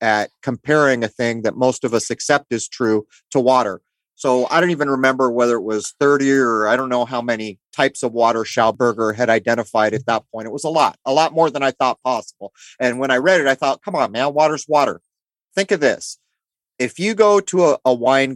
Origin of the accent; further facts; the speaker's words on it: San Diego, California, United States; you and I grew up in the East County of San Diego